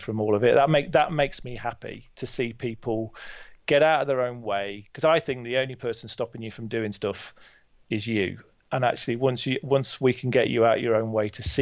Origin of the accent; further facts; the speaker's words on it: Burton-on-Trent, West Midlands, United Kingdom; I'm from Burton-on-Trent, just down the road from you in Derby.